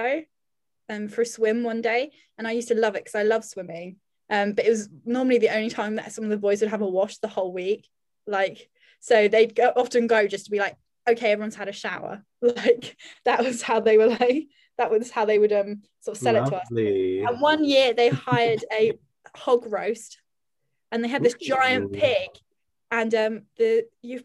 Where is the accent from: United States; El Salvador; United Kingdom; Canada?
United Kingdom